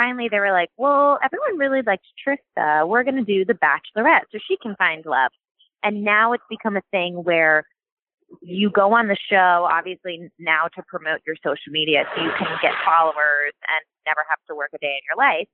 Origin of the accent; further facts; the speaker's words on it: Overland Park, Kansas, United States; I'm from Overland Park, Kansas, born and raised, grew up going to all the Royals games